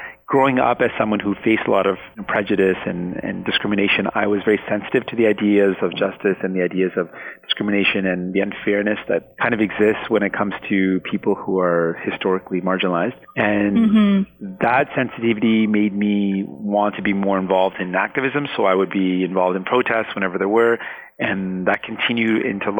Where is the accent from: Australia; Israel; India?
India; Punjab; first language Punjabi; English is a second language; also born or lived in Scarborough, Canada; now in Canada; And so I was born in Scarborough, and about a year later, I was actually shipped to Punjab. And so I lived in Punjab. My first language was actually Punjabi.